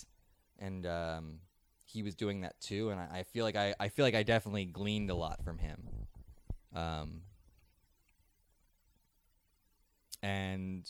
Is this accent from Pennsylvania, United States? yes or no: yes; Kennett Square, Pennsylvania, United States; I'm from Kennett Square, the mushroom capital of the world